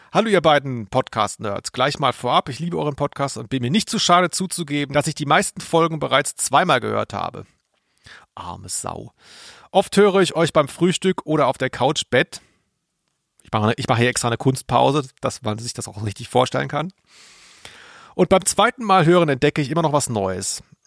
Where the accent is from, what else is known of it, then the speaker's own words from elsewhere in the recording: Ludwigsburg, Baden-Württemberg, Germany; Ludwigsburg, wo ich herkomme